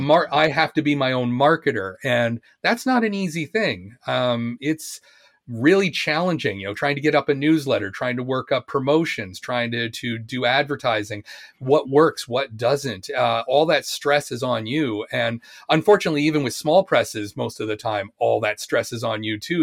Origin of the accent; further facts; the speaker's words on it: Oshawa, Ontario, Canada; moved away as an adult; also born or lived in Japan / England; I was born in Oshawa, Oshawa, Ontario